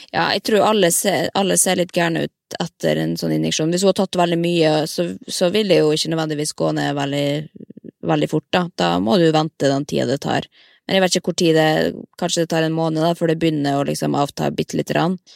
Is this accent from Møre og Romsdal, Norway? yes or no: yes; Molde, Møre og Romsdal, Norway; moved away; når jeg er hjemme i Molde, da er jeg jo inne i klesskapet og tar på meg de gamle kjolene jeg brukte på videregående